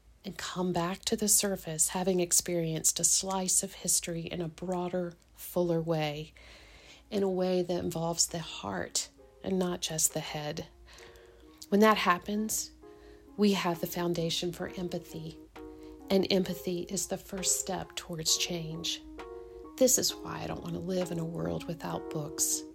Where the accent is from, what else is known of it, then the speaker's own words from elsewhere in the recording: Richmond, Virginia, United States; I'm a native of Richmond, Virginia